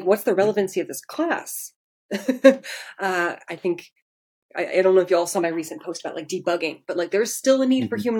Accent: Portland, Oregon, United States; now in Seattle, United States; I'm originally from Portland, Oregon

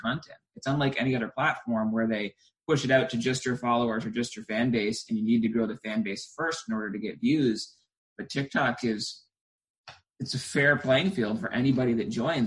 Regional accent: New Hampshire, United States; I was originally from New Hampshire, and it's cold all winter long

